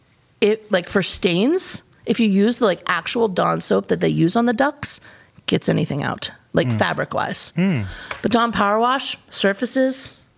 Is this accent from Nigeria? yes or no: no; United States; I don't want to blame everything on being American, but for me, this is an Achilles heel for us